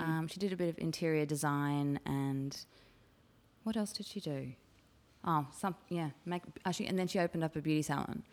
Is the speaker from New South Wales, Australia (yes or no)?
yes; Chatswood, New South Wales, Australia; I grew up in Chatswood